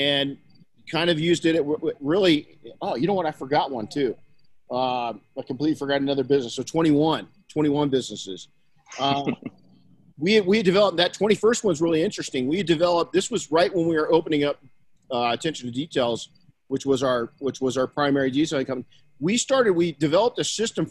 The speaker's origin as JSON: {"language": "English", "town": "Colton", "region": "California", "country": "United States", "tie": "born or raised there", "said": "I was raised by my mom and grandma in Colton, California"}